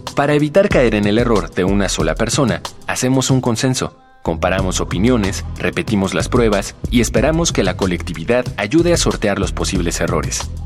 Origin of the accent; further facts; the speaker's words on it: Bogotá, Colombia; soy de acá de Bogotá